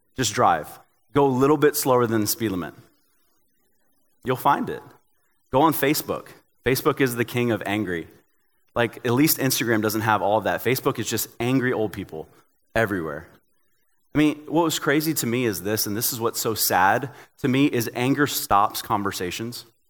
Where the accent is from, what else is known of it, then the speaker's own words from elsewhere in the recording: Tennessee, United States; I'm from Tennessee